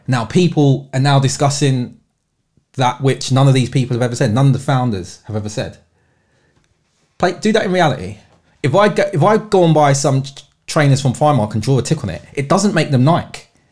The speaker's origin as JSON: {"language": "English", "region": "London", "country": "United Kingdom", "tie": "born or raised there", "said": "I've born and bred in London"}